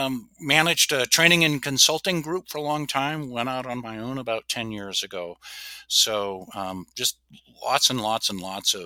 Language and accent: English; the Northwest, Pacific Northwest, United States; moved away as an adult; now in Alaska, United States; I grew up in the Northwest